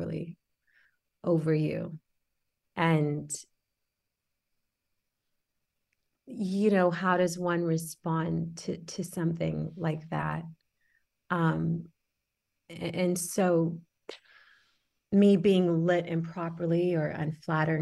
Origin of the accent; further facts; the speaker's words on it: Houston, Texas, United States; also born or lived in Senegal; I am from Senegal. I was born there and we moved to Houston when I was 6